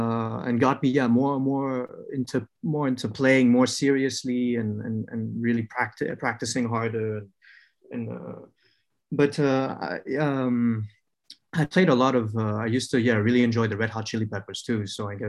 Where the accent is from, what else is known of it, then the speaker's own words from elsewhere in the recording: Vietnam; also born or lived in France; So I was born in France, but I would say raised in Vietnam.